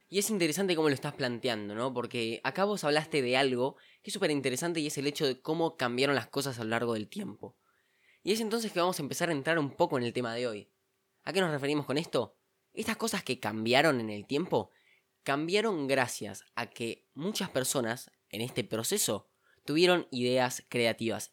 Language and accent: Spanish; Argentina; nosotros incluso como argentinos